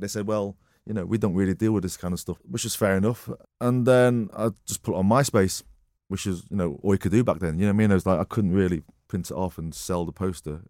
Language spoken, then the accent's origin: English; Marple, North West England, United Kingdom; also born or lived in Wythenshawe / Altrincham; Born in Withenshaw Hospital. I kinda grew up in Altrincham, in the Chippy. Uh, lived there for seven years in Altrincham, and then my folks moved to Marple.